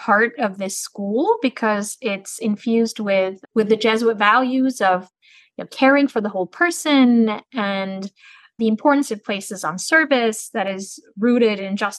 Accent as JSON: {"language": "English", "country": "Turkey", "also_born_or_lived": "Santiago, Chile", "said": "I'm originally from Turkey, but I was born in Santiago in Chile, and I lived in over 10 countries throughout my life."}